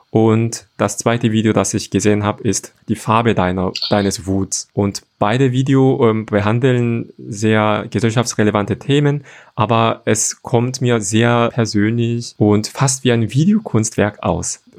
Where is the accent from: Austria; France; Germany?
Germany; Cologne, North Rhine-Westphalia; Ich bin auch zum Teil in Köln aufgewachsen. Sage ich auch immer.